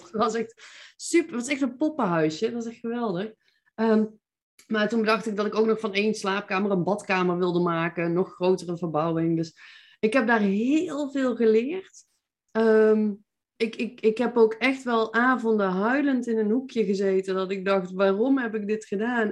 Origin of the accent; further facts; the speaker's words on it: Veldhoven, North Brabant, Netherlands; accent: Brabantse; moved away as an adult; also born or lived in Eindhoven; now in Nijmegen, Netherlands; Ik ben eh, geboren en getogen in Veldhoven